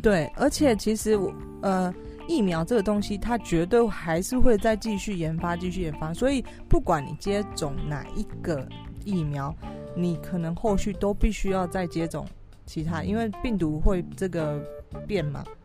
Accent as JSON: {"language": "Chinese", "country": "Taiwan", "said": "我是台湾人"}